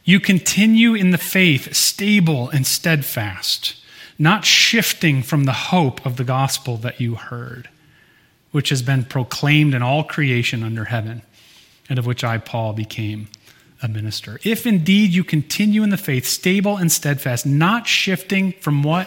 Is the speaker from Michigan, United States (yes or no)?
yes; Michigan, United States; moved away; I grew up in Michigan, as most of you know, and where I grew up, everyone that I know, at least, learned how to water ski when you're a little kid.